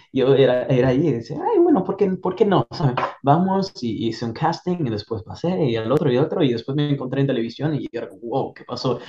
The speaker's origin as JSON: {"language": "Spanish", "country": "Italy", "tie": "born or raised there", "second_language": "Spanish", "moved": "as an adult", "lives_now": "United States", "said": "Yo crecí y nací en Italia"}